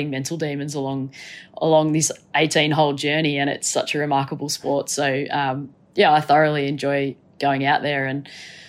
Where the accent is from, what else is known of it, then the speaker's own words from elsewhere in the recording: Gold Coast, Queensland, Australia; born there; I loved NRL growing up. That was what I grew up with. I was born on the Gold Coast, so, you know, the bogan state of Au